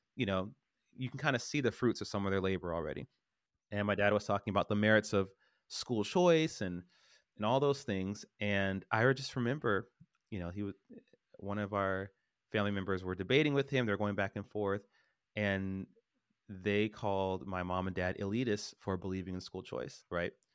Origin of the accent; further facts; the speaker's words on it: Stockton, California, United States; I grew up in Stockton.